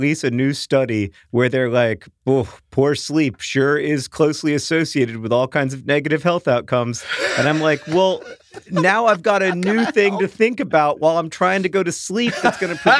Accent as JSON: {"language": "English", "region": "London", "country": "United Kingdom", "said": "I'm from London, and I don't remember exactly how it came up, but she said that we British people should get a constitution."}